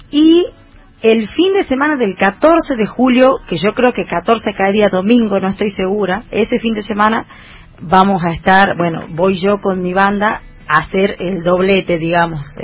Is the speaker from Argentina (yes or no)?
yes; Simoca, Tucumán, Argentina; also born or lived in Buenos Aires; Eh, he nacido en Buenos Aires, pero me he criado desde chiquitita en Simoca y para mí yo soy {S4} simoqueña.